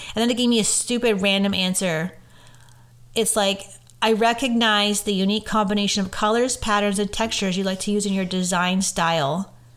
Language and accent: English; Orangeville, Ontario, Canada; moved away; Orangeville, which is my hometown